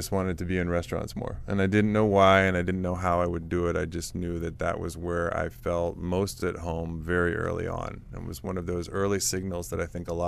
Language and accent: English; Washington, District of Columbia, United States; I grew up in Washington, D.C. in the area. Yeah, I am a native to D.C.